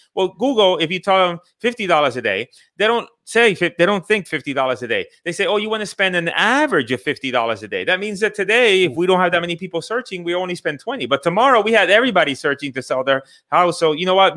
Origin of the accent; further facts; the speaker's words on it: Puerto Rico; moved away; also born or lived in Bridgeport, Connecticut / Miami; I grew up in the island of Puerto Rico. I went to Connecticut. I grew up in Connecticut, Bridgeport, Connecticut.